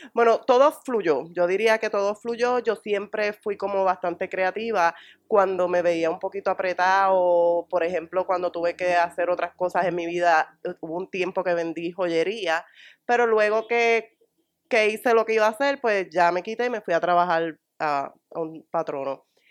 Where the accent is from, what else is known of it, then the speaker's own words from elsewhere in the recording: Morovis, Puerto Rico; moved away as an adult; also born or lived in Río Piedras, Puerto Rico; pues yo soy natural de Morovi